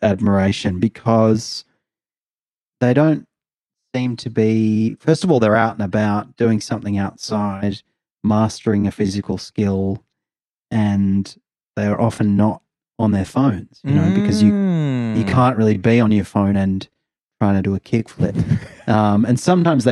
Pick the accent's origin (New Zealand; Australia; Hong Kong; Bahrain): Australia; Adelaide, South Australia; now in Melbourne, Australia; growing up in Adelaide, and then when I'd come to Melbourne